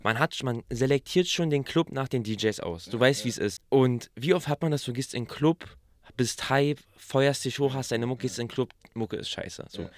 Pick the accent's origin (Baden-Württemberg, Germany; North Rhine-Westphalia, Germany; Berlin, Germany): Berlin, Germany; accent: Berliner; dass wir so diesen Berliner Akzent haben